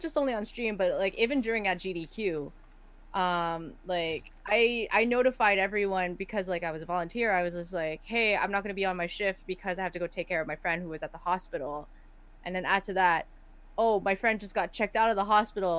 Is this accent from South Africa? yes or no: no; Canada; I am not from here. I'm from Canada